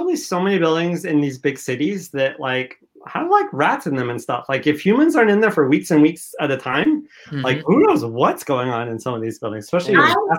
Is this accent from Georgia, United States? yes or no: yes; Georgia, United States; now in New York, United States; my home state of Georgia